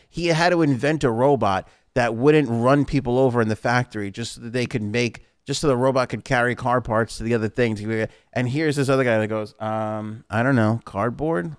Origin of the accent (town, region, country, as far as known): New York, United States; born or raised there